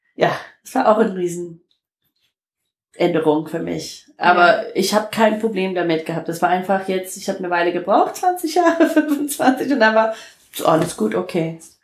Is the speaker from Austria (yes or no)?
no; Detroit, Michigan, United States; German is a second language; moved away as an adult; now in Germany; Ich komme aus Detroit